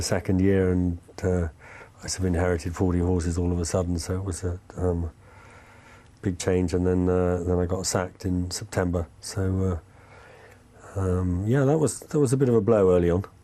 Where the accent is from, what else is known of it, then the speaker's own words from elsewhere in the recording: England, United Kingdom; now in France; being English in France.